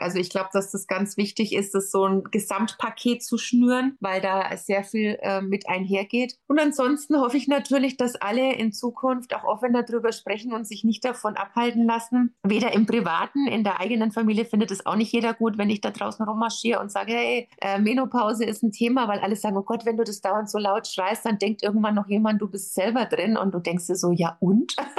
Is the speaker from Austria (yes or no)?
no; Bavaria, Germany; bei uns in Bayern